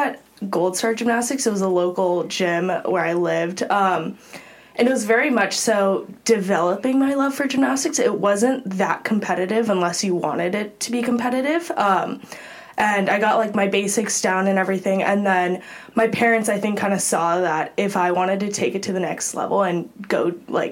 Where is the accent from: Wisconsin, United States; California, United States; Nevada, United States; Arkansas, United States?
California, United States; Los Altos; also born or lived in Pasadena, California; I'm originally from Los Altos, California, so still in the Bay Area, stayed close to home for college